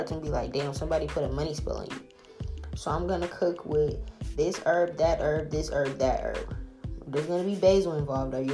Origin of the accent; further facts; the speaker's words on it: the South, United States; I'm from the South